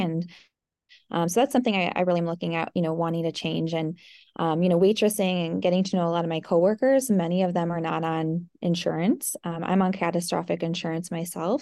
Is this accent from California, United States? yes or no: no; Eau Claire, Wisconsin, United States; I grew up here in the Eau Claire area. I grew up on a dairy farm